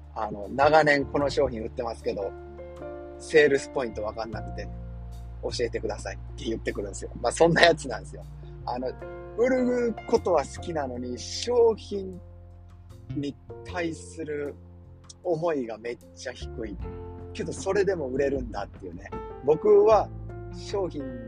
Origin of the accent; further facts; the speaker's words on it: Kansai, Japan; moved away as an adult; also born or lived in Yokohama; now in New York, United States; 僕関西人なんですね。